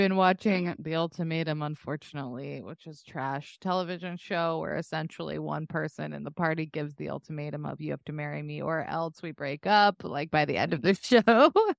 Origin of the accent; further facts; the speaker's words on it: Texas, United States; As someone from Texas who like saw girls who went to college to get their MRS, you know what I mean?